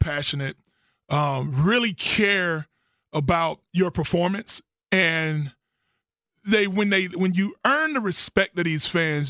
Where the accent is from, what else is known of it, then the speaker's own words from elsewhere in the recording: Florida, United States; moved away as an adult; I'm from Florida.